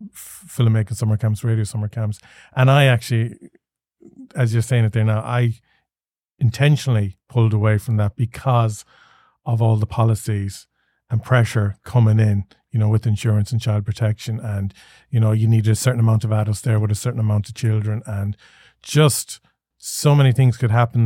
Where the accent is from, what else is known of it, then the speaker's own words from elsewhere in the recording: Galway, Connacht, Ireland; I grew up in Galway City